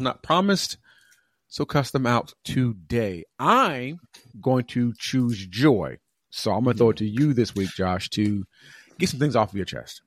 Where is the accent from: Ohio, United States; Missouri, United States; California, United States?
California, United States; moved away as an adult; now in Atlanta, United States; California kinda, like, was my hometown